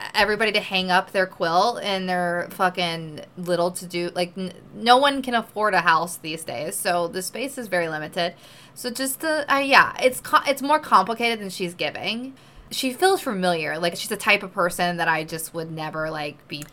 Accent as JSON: {"language": "English", "region": "the South", "country": "United States", "said": "I come from the South"}